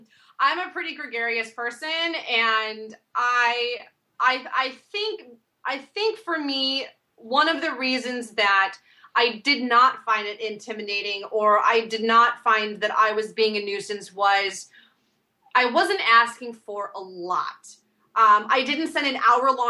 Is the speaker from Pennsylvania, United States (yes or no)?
no; Washington, United States; also born or lived in Alaska; growing up in the Northwest, I'm born in Alaska. My family moved down to the peninsula down here in Washington, and I've stayed on the West Coast my whole life